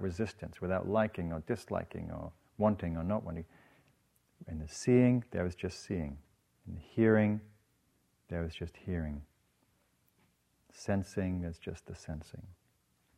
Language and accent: English; England, United Kingdom; moved away; I'm from England